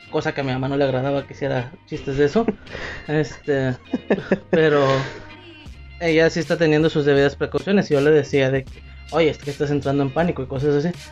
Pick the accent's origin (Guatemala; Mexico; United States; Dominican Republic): Mexico; como típico mexicano no me lo tomaba a juego